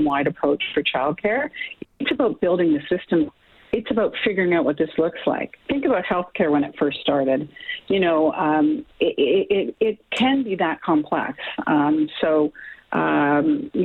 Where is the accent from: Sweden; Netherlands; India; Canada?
Canada; as Canadian citizens